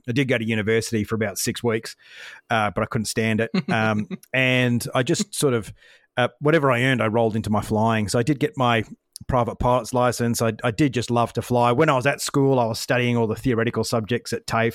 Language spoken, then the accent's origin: English; Brisbane, Queensland, Australia; I grew up in Brisbane